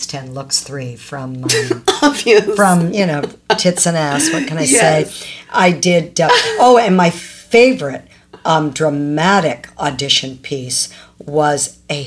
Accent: Toronto, Ontario, Canada; also born or lived in Ajax, Ontario; we moved from Ajax, Ontario to Scarborough, Ontario, or technically Agincourt

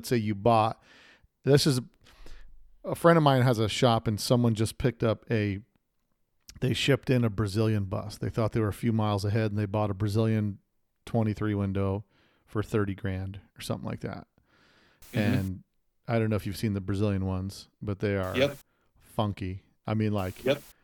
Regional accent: Las Vegas, Nevada, United States; my hometown of SEMA right here in Las Vegas

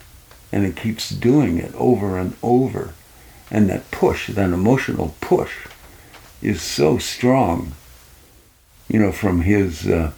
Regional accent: Wolfville, Nova Scotia, Canada; Yeah, I grew up in Wolfville, Nova Scotia.

